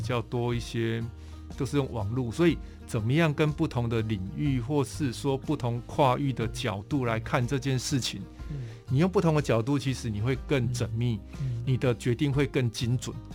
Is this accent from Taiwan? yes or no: yes; Tainan, Taiwan; also born or lived in Pingtung; 我本身是屏东人，嗯。然后后来大概成长的历程大概都是在台南，嗯。所以台南也， 也之前翻过去台南，所以是算我第二个嗯。故乡